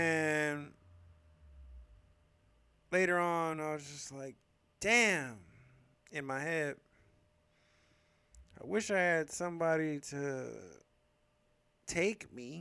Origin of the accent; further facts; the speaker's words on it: San Francisco, California, United States; I grew up in San Francisco pretty much my whole life, except for this one year we had moved out of town in seventh grade